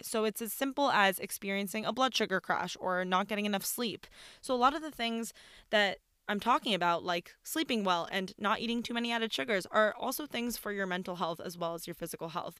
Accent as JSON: {"language": "English", "country": "Iran", "moved": "yes", "lives_now": "United States", "said": "I'm from Iran. I'm Persian."}